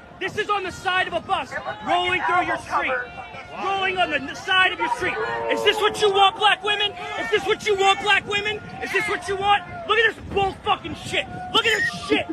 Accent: Philadelphia, Pennsylvania, United States; I'm from Philly

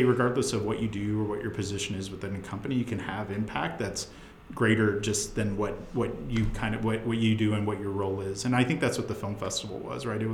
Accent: Tucson, Arizona, United States; moved away as an adult; also born or lived in Northwest Arkansas; now in Bentonville, United States; I'm from Tucson originally.

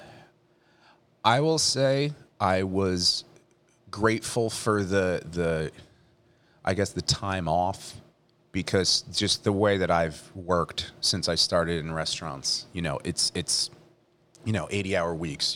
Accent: Leonardo, New Jersey, United States; also born or lived in Middletown, New Jersey / Chicago; I grew up in Leonardo

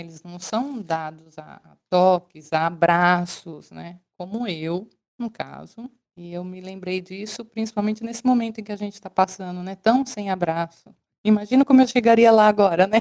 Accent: Brazil; moved away as an adult; also born or lived in China; sou brasileira

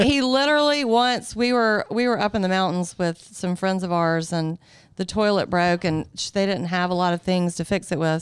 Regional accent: Greenville, South Carolina, United States; I grew up in Greenville, so I actually, I didn't grow up out, out at the farm.

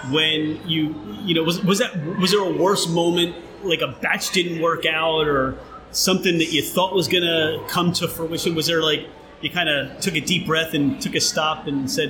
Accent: California, United States; now in Brooklyn, United States; If you go back to that, you know, growing up in Southern California

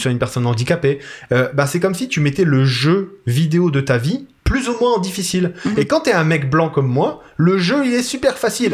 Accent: Italy; moi, je suis italien

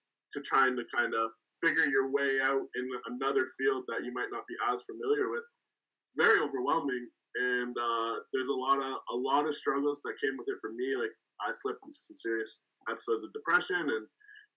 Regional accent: Canada; also born or lived in Cleveland, Ohio, United States; I was born in Cleveland, Ohio. That's kind of where the story starts. Born there. Came to Canada when I was like 3 months old, so I don't have much experience being in the States

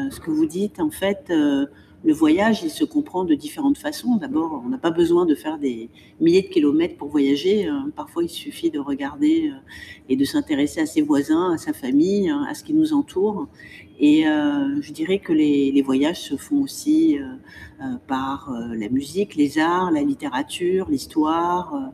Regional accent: Morocco; also born or lived in Spain; J'ai voyagé, j'ai eu la chance de vivre à l'étranger, euh, de passer mon enfance au Maroc, euh, d'être née en Espagne

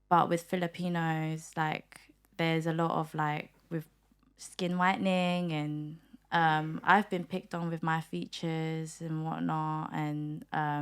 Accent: United Kingdom; also born or lived in Manila, Philippines; My mum took us over to the UK when I was like four years old. So I did grow up here

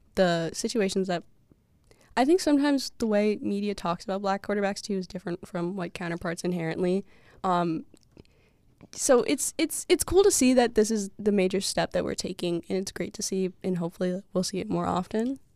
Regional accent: Massachusetts, United States; I'm from Massachusetts

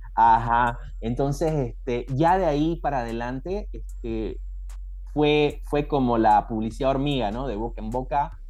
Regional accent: Santa Cruz de la Sierra, Santa Cruz, Bolivia; en mi ciudad, yo soy de Santa Cruz, este, de la Sierra

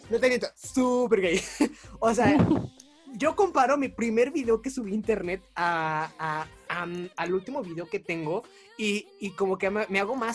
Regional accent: Mexico; accent: norteño, colombiano, chilango mix; mezcla entre norteño, slash colombiano, slash este chilango.

